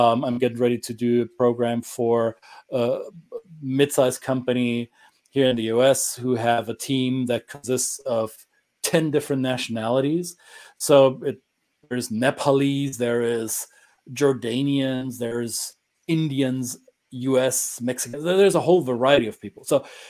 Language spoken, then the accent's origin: English; Germany; accent: German; English is a second language; also born or lived in Minnesota / Southeast US; now in United States; stereotypical German accent. However, I do recognize that I do have an accent.